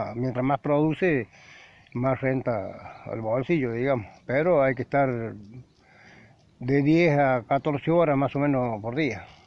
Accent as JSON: {"language": "Spanish", "town": "Tulumba", "region": "Córdoba", "country": "Argentina", "lives_now": "Deán Funes, Argentina", "said": "se afincaron en Tulumba, soy de Tulumba yo"}